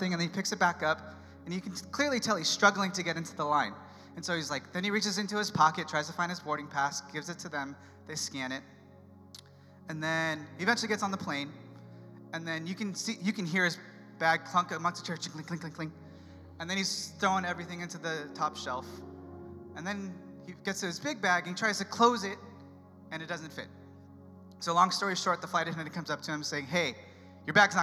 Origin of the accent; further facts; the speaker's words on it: San Diego, California, United States; moved away as an adult; San Diego, my hometown